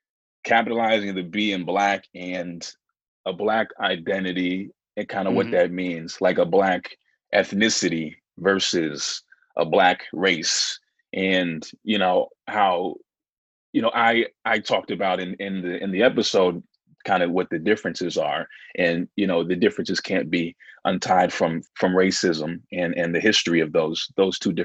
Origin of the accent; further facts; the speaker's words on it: New Hampshire, United States; I grew up in New Hampshire